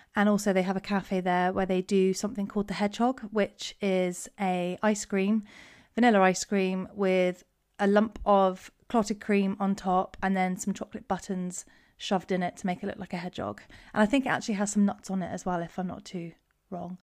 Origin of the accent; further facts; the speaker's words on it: Cornwall, South West England, United Kingdom; I am from Cornwall